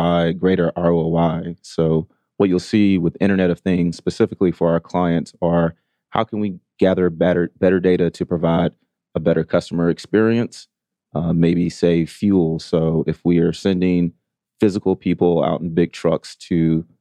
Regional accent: Augusta, Georgia, United States; also born or lived in Atlanta, Georgia; Native Georgian, grew up, I'm originally from Augusta, Georgia, went to Morehouse College here in Atlanta

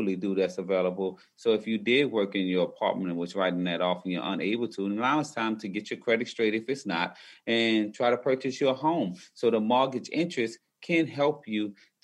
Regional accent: New Orleans, Louisiana, United States; I'm originally from New Orleans, Louisiana

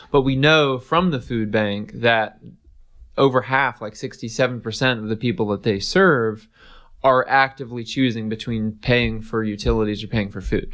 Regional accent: East Tennessee, United States; growing up in East Tennessee

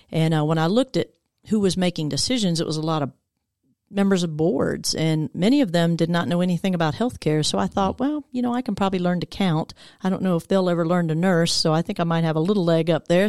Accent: Decatur, Georgia, United States; I grew up over in Decatur area. Actually, I've been in Metro Atlanta almost my whole life

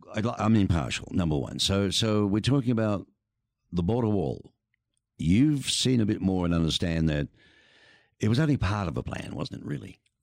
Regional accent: Australia; now in Tucson, United States; I'm from Australia, surrounded by beautiful oceans

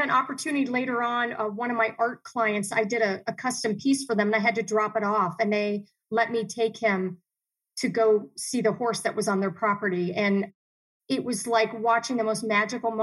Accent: Dayton, Ohio, United States; also born or lived in Miami, Florida / Chicago / Columbus / Cleveland; now in Arizona, United States; we grew up in Dayton, Ohio, and then we grew up in Miami, Florida

